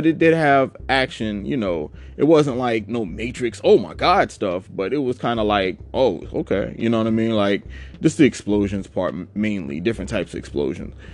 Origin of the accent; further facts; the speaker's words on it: Savannah, Georgia, United States; growing up in Savannah